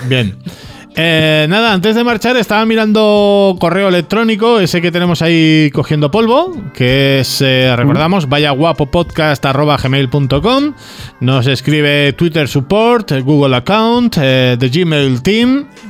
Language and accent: Spanish; Balearic Islands, Spain; aquí, en Baleares